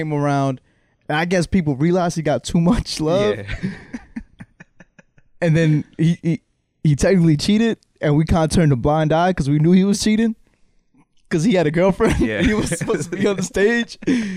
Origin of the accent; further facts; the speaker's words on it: Rahway, New Jersey, United States; also born or lived in Long Island, New York; Born in Long Island, but raised here in Rahway